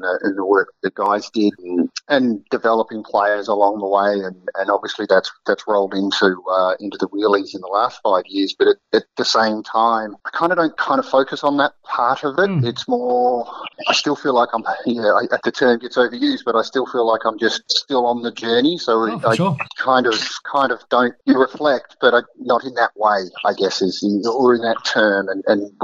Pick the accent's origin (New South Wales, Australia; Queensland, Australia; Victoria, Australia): New South Wales, Australia; Sydney; my parents involved with rugby league growing up. I'm from Sydney